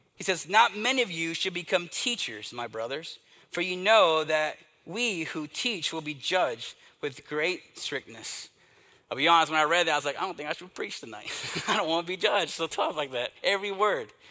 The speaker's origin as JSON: {"language": "English", "region": "East Texas", "country": "United States", "tie": "born or raised there", "said": "Growing up in the Southern Baptist Church, in this little country church in uh, East Texas"}